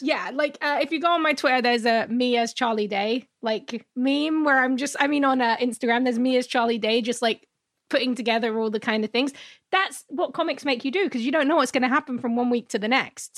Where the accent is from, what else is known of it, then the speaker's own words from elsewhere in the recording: London, United Kingdom; now in North America; I'm from London